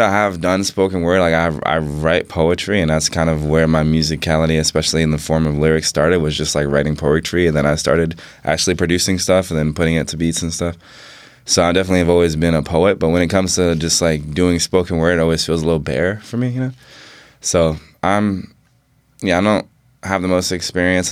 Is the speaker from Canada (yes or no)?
no; New York City, New York, United States; moved away; also born or lived in Bainbridge Island, Washington; growing up in New York City and and in like the nineties. I was born in ninety three, and like just living in Harlem